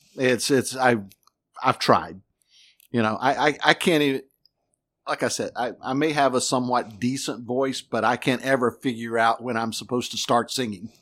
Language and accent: English; North Carolina, United States; now in Florida, United States; I grew up in North Carolina